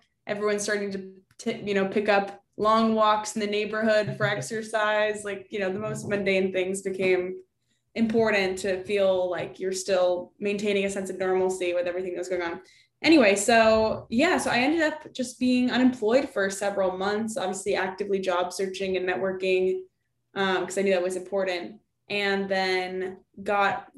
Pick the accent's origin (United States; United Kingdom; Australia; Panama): United States; Lexington, Massachusetts; first language English; moved away as an adult; also born or lived in St. Louis, Missouri / Washington, District of Columbia, United States; I grew up outside Boston, Massachusetts, in a little town called Lexington